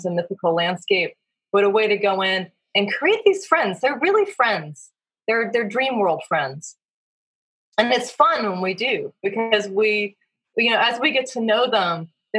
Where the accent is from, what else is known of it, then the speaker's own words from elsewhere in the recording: Virginia, United States; moved away; also born or lived in West Coast; I grew up in Virginia in the Blue Ridge Mountains